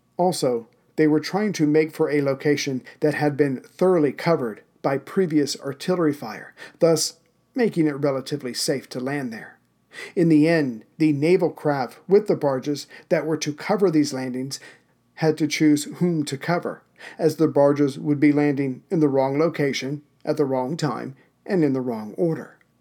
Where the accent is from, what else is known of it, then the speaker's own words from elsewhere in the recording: South Carolina, United States; Lawrence, South Carolina, my home state